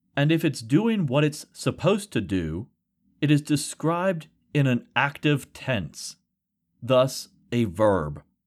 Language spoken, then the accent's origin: English; rural West Virginia, United States; with my classmates growing up in rural West Virginia